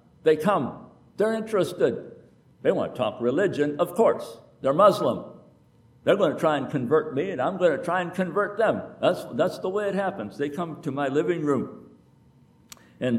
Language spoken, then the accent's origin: English; United States; I am America